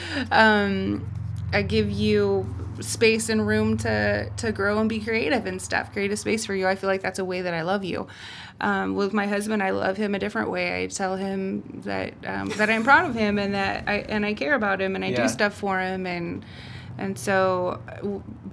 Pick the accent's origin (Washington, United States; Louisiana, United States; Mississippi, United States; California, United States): California, United States; Humboldt County; I grew up in Humboldt County